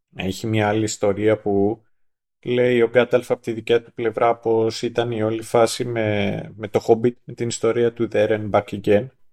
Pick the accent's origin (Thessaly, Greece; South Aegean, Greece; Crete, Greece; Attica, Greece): Attica, Greece; Kythira; στην πατρίδα μου στα Κύθυρα